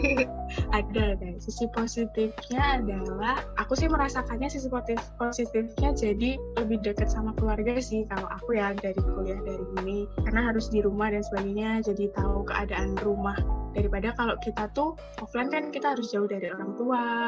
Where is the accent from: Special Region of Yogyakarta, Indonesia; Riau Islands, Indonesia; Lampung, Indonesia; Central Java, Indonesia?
Special Region of Yogyakarta, Indonesia; Kulon Progo; aku sendiri sih orang Jogja ya, jadi asli Kepulauan Progo